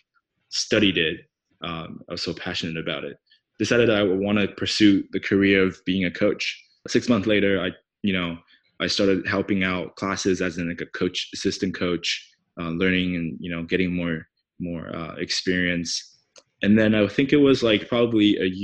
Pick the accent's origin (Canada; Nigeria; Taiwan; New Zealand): Taiwan; Taipei; first language Mandarin Chinese; English is a second language; moved away as an adult; also born or lived in Bangkok, Thailand / United States; now in Australia; I am originally from Taiwan, from Taipei. And I moved out of Taiwan when I was 18 after high school